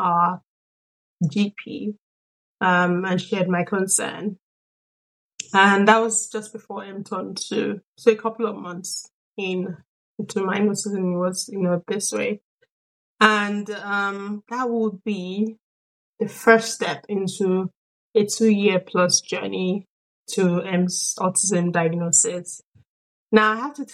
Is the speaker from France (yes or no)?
no; Nigeria; also born or lived in Sweden; now in London, United Kingdom; I'm a Nigerian, born and raised, and I'm also Swedish. I've been lived in Sweden for the better part of my life.